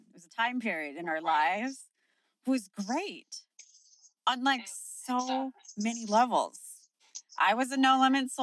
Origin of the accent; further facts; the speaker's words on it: Sacramento, California, United States; I grew up in Sacramento